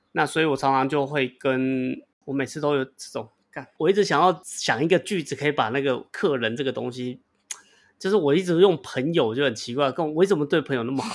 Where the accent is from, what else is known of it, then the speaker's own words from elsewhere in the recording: Taiwan; accent: Taiwanese English; 他已经习惯我的台式英文了